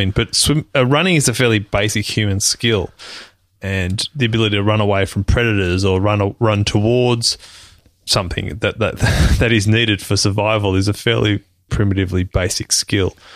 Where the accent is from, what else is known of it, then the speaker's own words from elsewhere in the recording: Australia; being an Australian citizen